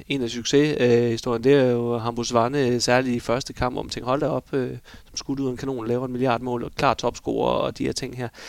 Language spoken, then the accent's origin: Danish; Denmark; vi er danskere